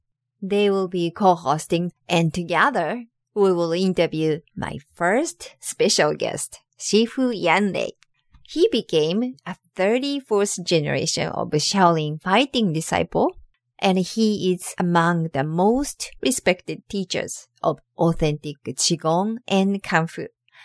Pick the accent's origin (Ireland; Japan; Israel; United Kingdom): Japan; moved away as an adult; now in United States; at school in Japan. But I have to think about this because it's been long 25 years since I moved to the US